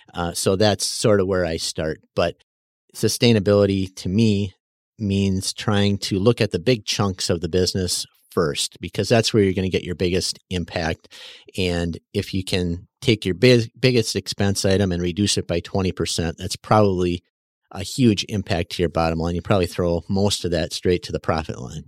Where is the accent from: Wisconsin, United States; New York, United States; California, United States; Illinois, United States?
Wisconsin, United States; West Bend; now in Mayville, United States; West Bend